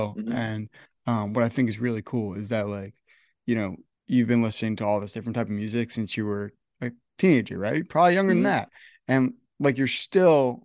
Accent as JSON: {"language": "English", "region": "Northern New Jersey", "country": "United States", "said": "I'm from Northern New Jersey."}